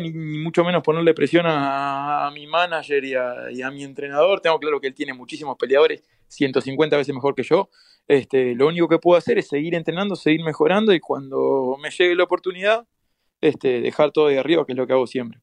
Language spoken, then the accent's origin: Spanish; Uruguay; de donde vengo yo, de, Uruguay, eh, somos como una, somos muy, muy poquitos, somos 3 millones nada más